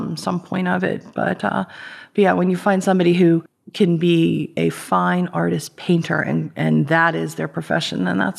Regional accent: Ambridge, Pennsylvania, United States; I grew up in Ambridge

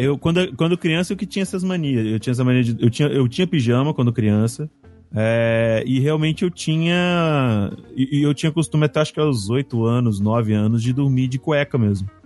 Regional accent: Cachoeiro de Itapemirim, Espírito Santo, Brazil; moved away; Cachoeiro, que é onde eu nasci

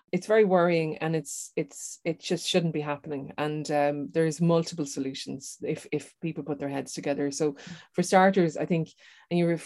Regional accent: Ireland; growing up in Ireland, having a uh, um, a, a, descendancy that's from outside of Ireland and being told to go back home when you're running your election campaign

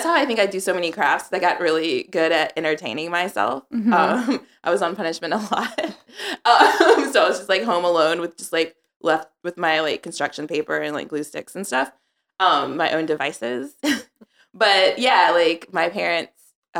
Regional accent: Charlotte, North Carolina, United States; In Charlotte, North Carolina.

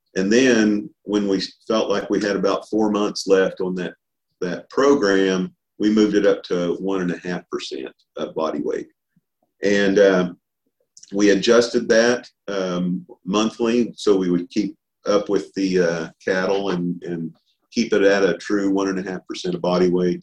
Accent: Oklahoma, United States; also born or lived in Arkansas; I was born and raised here in Oklahoma, uh, just a little ways here from Stillwater

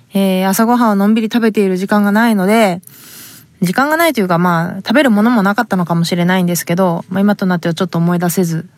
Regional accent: Fukuoka, Japan; accent: Hakata dialect; moved away; 博多弁じゃないように話す

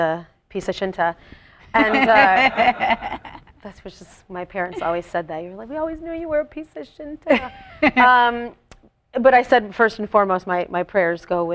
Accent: Buffalo, New York, United States; now in Las Vegas, United States; I'm Sicilian as they are. I'm from Buffalo as they are.

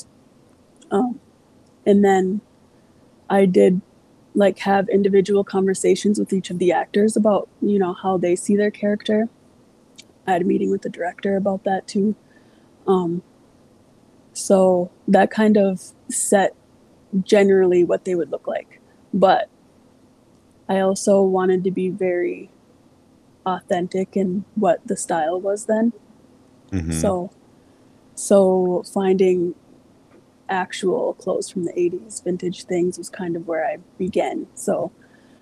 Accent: Mille Lacs Band Reservation, Minnesota, United States; I grew up on the Mille Lacs Band Reservation.

